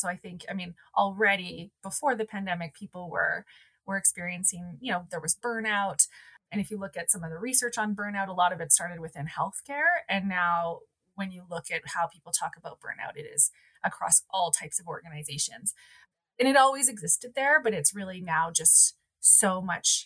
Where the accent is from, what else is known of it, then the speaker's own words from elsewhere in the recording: Calgary, Alberta, Canada; I grew up in Calgary, so I'm a born and raised Calgarian